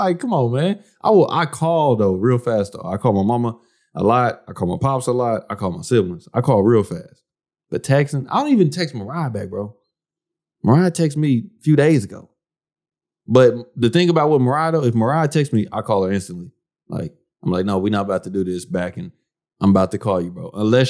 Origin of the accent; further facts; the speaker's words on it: United States; I'm an American. I'm an American. I'm married to a Haitian.